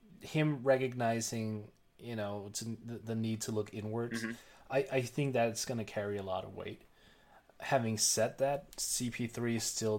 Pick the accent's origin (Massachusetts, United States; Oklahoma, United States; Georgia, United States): Oklahoma, United States; you know, I'm from Oklahoma.